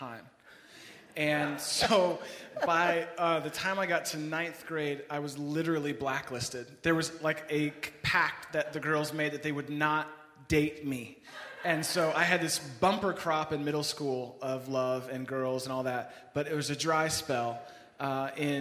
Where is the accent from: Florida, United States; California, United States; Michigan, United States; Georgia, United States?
California, United States; San Francisco; moved away as an adult; now in Chicago, United States; I grew up in San Francisco, was out here visiting Chicago